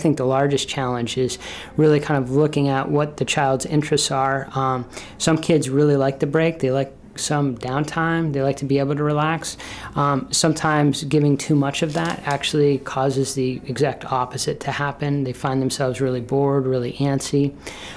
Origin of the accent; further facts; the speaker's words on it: Burlington, Vermont, United States; moved away as an adult; now in Brunswick, United States; I grew up in Burlington, Vermont